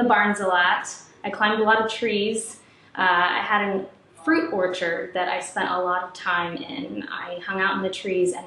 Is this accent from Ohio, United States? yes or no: yes; Ohio, United States; I grew up in Ohio, I'm its biggest fan